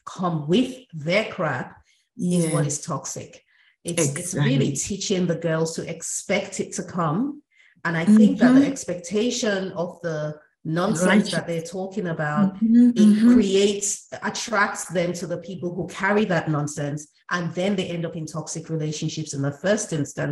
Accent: Nigeria; we're both from Africa, we're from Nigeria

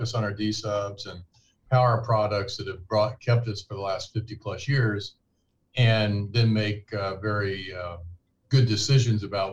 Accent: Kansas City, Missouri, United States; moved away as an adult; I'm from Missouri, grew up in Kansas City

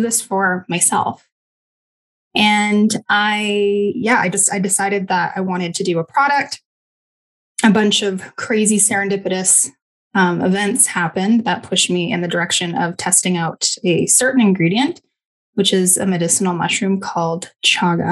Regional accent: Kamloops, British Columbia, Canada; moved away as an adult; also born or lived in Fort St. John, British Columbia / Malaysia; now in Kelowna, Canada; I was born in Fort St. John, British Columbia, and I lived there until I was about 10 years old, until my parents packed my sister and I up and moved us to Kamloops, so a little bit more south

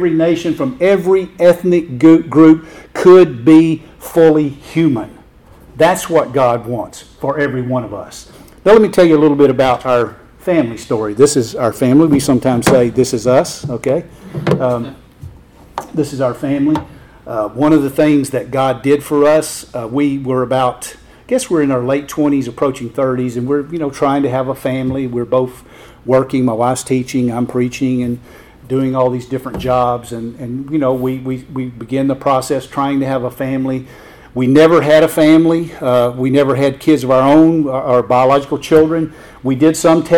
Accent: near Birmingham, Alabama, United States; we grew up near Birmingham

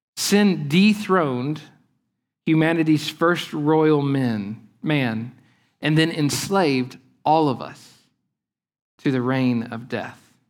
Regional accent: Lake Eufaula, southeastern Oklahoma, United States; the place where I grew up on Lake Eufaula in southeastern Oklahoma

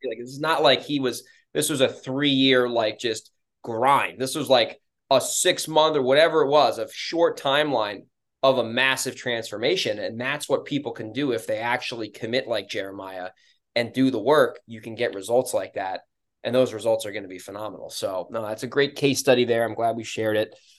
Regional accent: New York, United States; moved away; I'm from New York originally

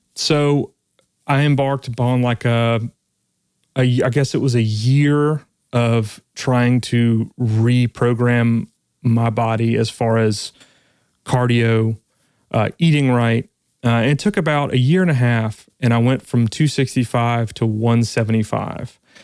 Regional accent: South Louisiana, United States; I'm really originally from South Louisiana, so I grew up eating

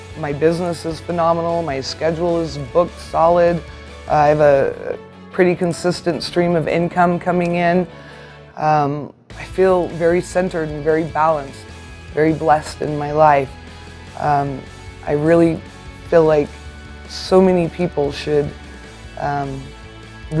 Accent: Durango, Colorado, United States; I'm from Durango, Colorado

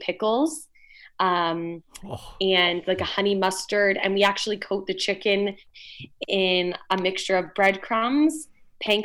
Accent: London, Ontario, Canada; I was born and raised in London, Ontario

